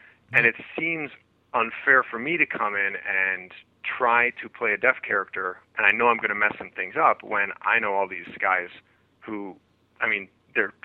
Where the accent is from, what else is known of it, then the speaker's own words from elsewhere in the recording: Wisconsin, United States; moved away; I grew up in Wisconsin. I'm a Midwest boy